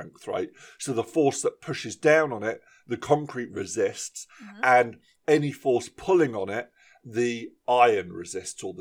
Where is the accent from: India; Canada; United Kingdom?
United Kingdom; about 20 minutes from Farnborough, South East England; about 20 minutes from my hometown in Farnborough